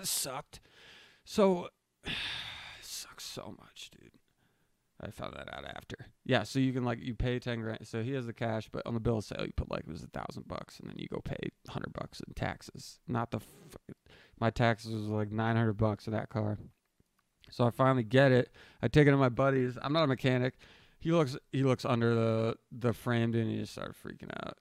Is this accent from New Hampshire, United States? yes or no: yes; New Hampshire, United States; moved away; I'm from New Hampshire